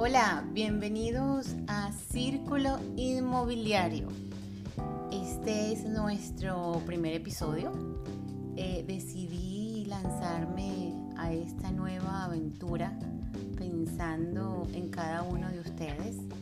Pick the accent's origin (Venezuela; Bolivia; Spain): Venezuela; Caracas, Capital District; moved away as an adult; also born or lived in Mexico; now in Florida, United States; soy venezolana, nací en Venezuela, soy caraqueña, nací en Caracas